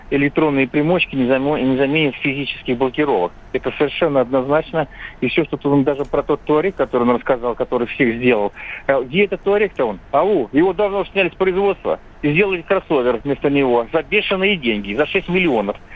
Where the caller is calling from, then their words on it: Moscow Oblast, Russia; здравствуйте, я из Подмосковья.